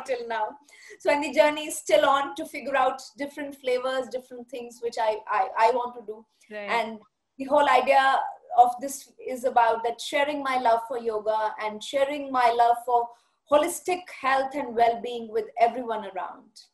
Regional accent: Bathinda, Punjab, India; moved away; also born or lived in Jaipur; I have been born and brought up in Punjab. I'm a Punjabi basically, and my parents both are Punjabis, and I was uh, brought up in Batinda.

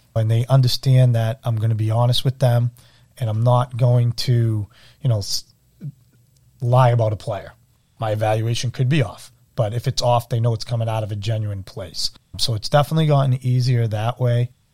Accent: Everett, Massachusetts, United States; I grew up in Everett

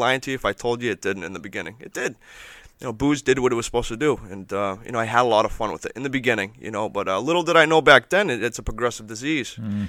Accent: Peabody, Massachusetts, United States; Back in the day, me and my buddies, I grew up in Peabody, me and my buddies would go to the train tracks.

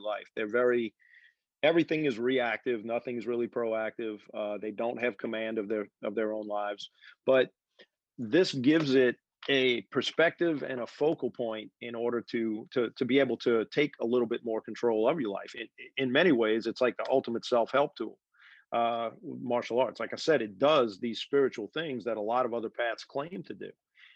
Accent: New Orleans, Louisiana, United States; I grew up in the swamps. I mean, I'm from New Orleans. So a lot of my childhood was fishing, hunting, trotting in the swamps

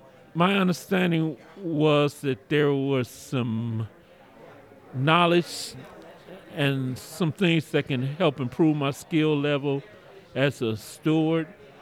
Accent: Chicago, Illinois, United States; Chicago, Illinois.

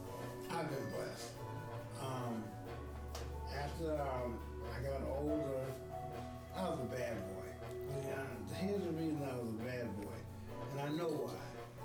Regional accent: New York City, New York, United States; I was born in Harlem Hospital.

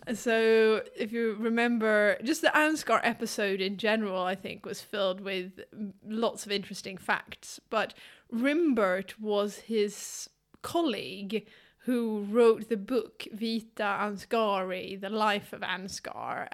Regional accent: Skåne, Sweden; I'm from Skåne myself and I, I never miss an opportunity to be a little bit patriotic about our province

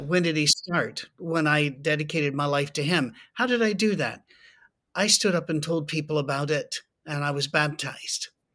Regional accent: Scotland, United Kingdom; I'm Scottish

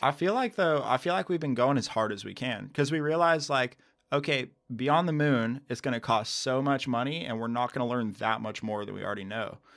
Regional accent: United States; I'm an American. I love America

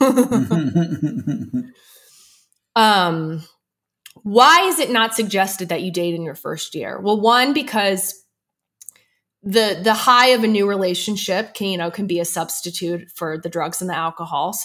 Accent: outside of Philadelphia, Pennsylvania, United States; I grew up outside of Philly

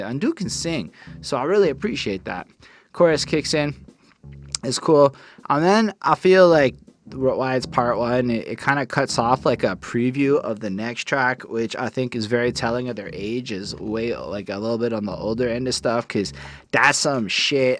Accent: Montreal, Quebec, Canada; I am from Montreal

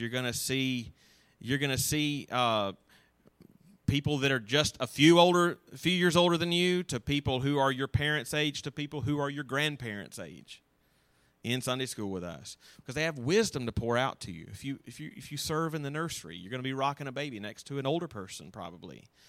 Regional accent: North Alabama, United States; also born or lived in Auburn, Alabama; I grew up in North Alabama, and I came to Auburn

